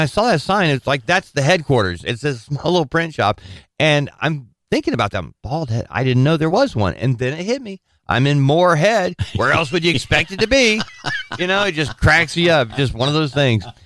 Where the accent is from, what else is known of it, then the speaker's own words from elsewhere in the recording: Southern California, United States; growing up in Southern California